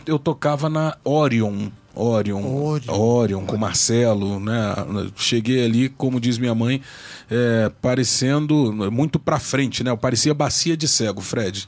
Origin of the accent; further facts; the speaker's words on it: Brasília, Federal District, Brazil; sou brasiliense, é, sou um brasiliense clandestino